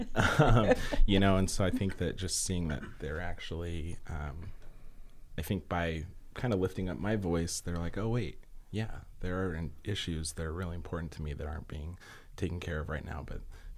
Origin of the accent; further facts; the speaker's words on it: the West, United States; You know, growing up in the West and being able to go out there and see the diversity and all the different people was amazing.